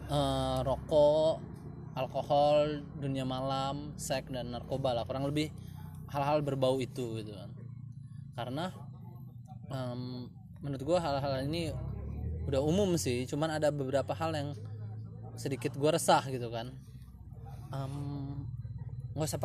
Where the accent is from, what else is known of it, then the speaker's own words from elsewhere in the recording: Lampung, Indonesia; karena gue orang Lampung asli orang Lampung asli itu memegang prinsip namanya PIL atau harga diri